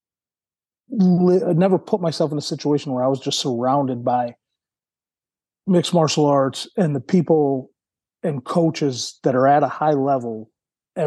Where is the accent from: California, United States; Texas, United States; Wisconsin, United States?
Wisconsin, United States; Milwaukee; I'm from Milwaukee. My family, I was born in Milwaukee